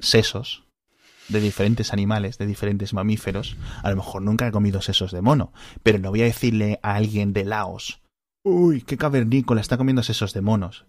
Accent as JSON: {"language": "Spanish", "country": "Spain"}